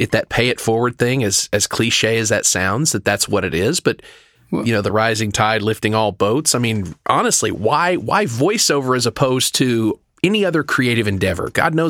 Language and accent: English; the South, United States; I am from the South. I do care.